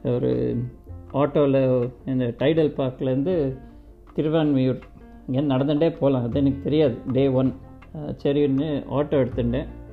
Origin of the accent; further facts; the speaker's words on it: Bengaluru, Karnataka, India; accent: Kannada touch; now in Basildon, United Kingdom; நான் பிறந்து வளர்ந்ததெல்லாம் பெங்களூரு ஸோ நிறைய கன்னடா டச்சு அந்த ஆக்சென்ட் எல்லாம் வந்துகிட்டே இருக்கும்